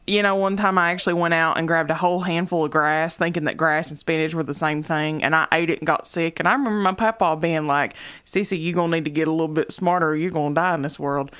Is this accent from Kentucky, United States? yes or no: yes; Knott County, Kentucky, United States; to us in Knott County, where there were no clubs.